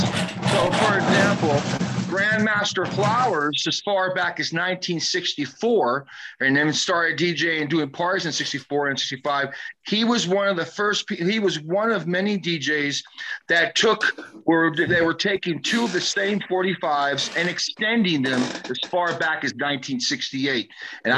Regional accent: West Coast, United States; I'm not from the East Coast. I'm from the West Coast

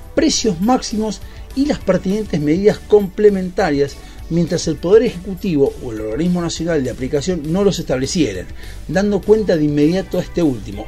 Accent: Argentina; como ciudadanos argentinos

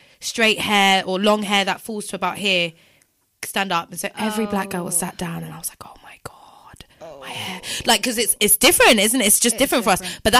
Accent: London, United Kingdom; I'm obviously from London.

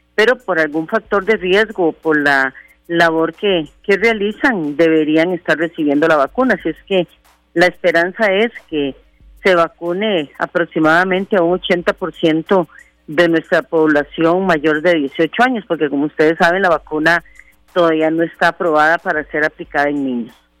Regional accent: Costa Rica; nosotros como costarricenses

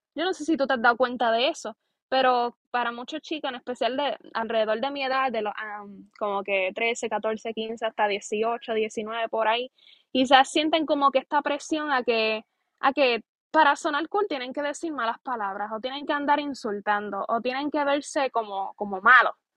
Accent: Aguada, Puerto Rico; soy puertorriqueña, aguadeña

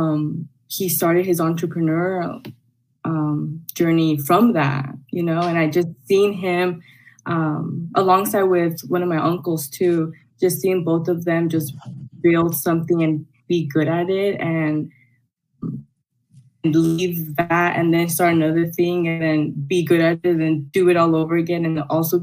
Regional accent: Los Angeles, California, United States; I was born and raised in El Sereno

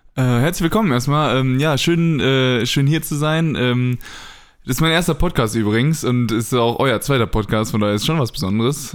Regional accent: Paderborn, North Rhine-Westphalia, Germany; now in Braunschweig, Germany; in Paderborn ähm, in meiner Heimat

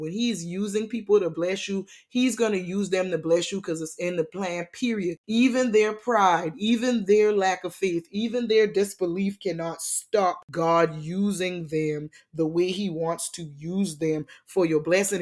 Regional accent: Charleston, South Carolina, United States; now in Atlanta, United States; my hometown, Charleston, South Carolina

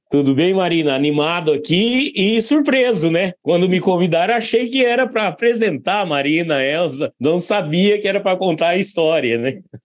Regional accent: Barra do Bugres, Mato Grosso, Brazil; Eu nasci em Barra do Bugres, Mato Grosso, e indo para a fazenda desde criança com, com meus pais

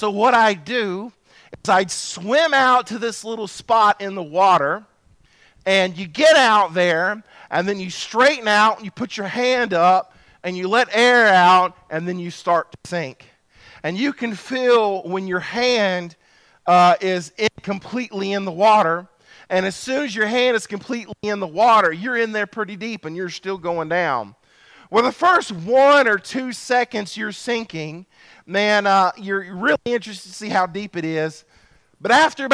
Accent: Bogue Chitto River, Pike County, Mississippi, United States; I was raised on the Bogachita River

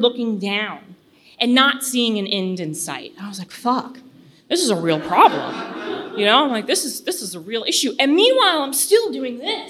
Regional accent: Virginia, United States; I'm from Virginia

